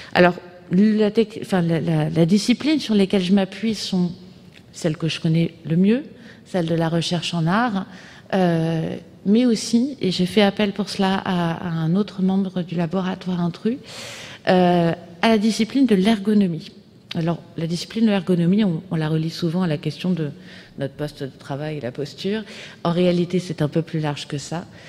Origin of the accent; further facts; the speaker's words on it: France; chez nous, en France